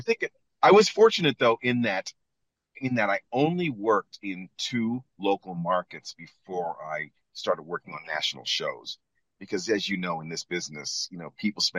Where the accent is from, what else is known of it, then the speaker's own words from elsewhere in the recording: Fort Erie, Ontario, Canada; moved away; also born or lived in Cleveland, Ohio, United States / Toronto, Canada; I grew up in Canada. My mother was Canadian. My father was American.